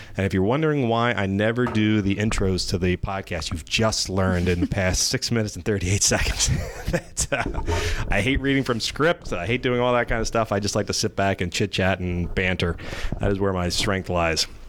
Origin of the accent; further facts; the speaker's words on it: Gloucester County, New Jersey, United States; also born or lived in Elmer, New Jersey; I was born in Elmer, New Jersey, and then quickly moved to Gloucester County